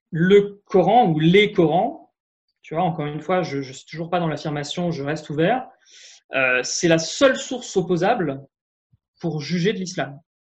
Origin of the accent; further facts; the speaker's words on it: France; en tant que Français euh, lambda